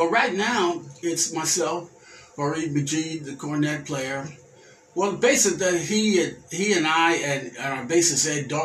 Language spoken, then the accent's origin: English; Jamaica; and I come from Jamaica